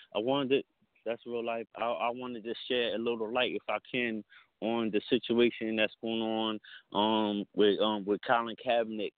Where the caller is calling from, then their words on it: Camden, New Jersey, United States; I'm calling from Camden, New Jersey